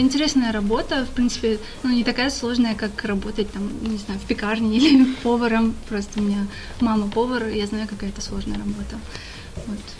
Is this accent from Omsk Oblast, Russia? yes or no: no; Nizhny Novgorod, Nizhny Novgorod Oblast, Russia; now in Saint Petersburg, Russia; родилась я не совсем в Нижнем Новгороде, а я родилась в селе рядом с ним, в небольшом таком поселке, но большую часть жизни я жила в Нижнем Новгороде.